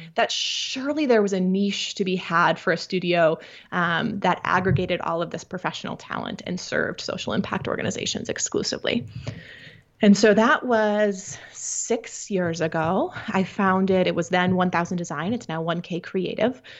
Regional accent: Midwest, United States; I grew up in the Midwest

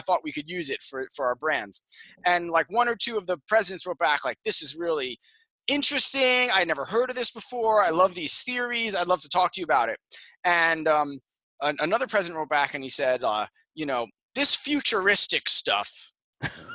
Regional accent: Jersey Shore, New Jersey, United States; I grew up in New Jersey, on the Jersey Shore

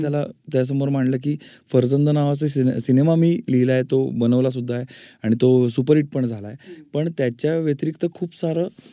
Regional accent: Pune, Maharashtra, India; also born or lived in Ratnagiri; माझं मूळ रत्नागिरी पण आईनी खूप शहाणपणा करून मला पुण्यामध्ये शिकायला ठेवलं होतं

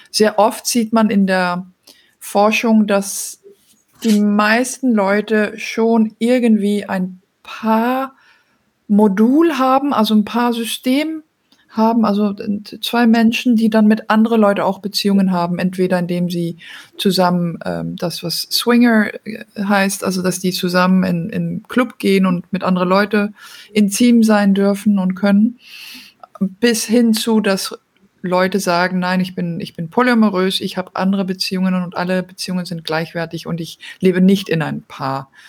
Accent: Belgium; also born or lived in Denmark; now in Germany; bin ursprünglich aus Dänemark, aber in Belgien aufgewachsen und jetzt wohne ich derzeit in Deutschland und bin schon länger international unterwegs

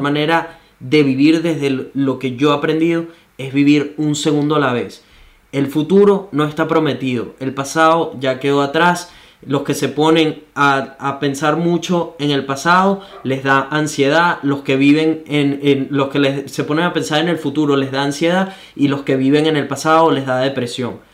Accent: Venezuela; moved away; Solo soy un venezolano

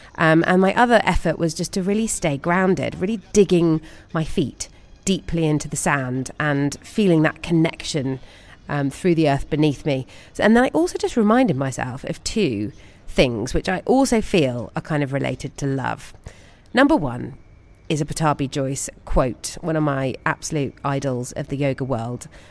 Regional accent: United Kingdom; being a British person

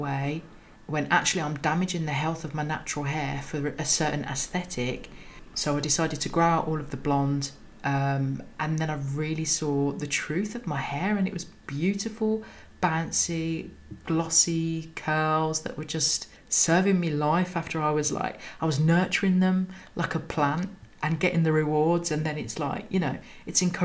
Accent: Birmingham, West Midlands, United Kingdom; I'm a Brummie

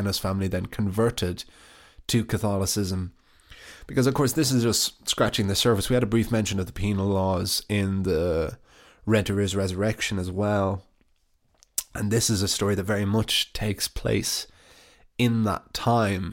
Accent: Ireland; It's an interesting aspect of being Irish always

